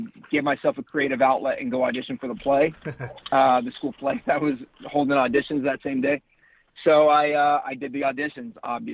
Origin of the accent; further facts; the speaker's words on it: Pilot Point, Texas, United States; I grew up in like a really small town about an hour north of Dallas. It's called Pilot Point, Texas